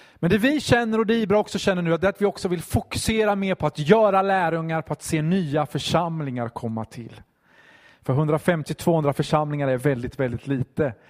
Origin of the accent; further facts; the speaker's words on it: Vimmerby, Kalmar County, Sweden; moved away as an adult; also born or lived in Stockholm; Jag är uppvuxen i Vimmerby.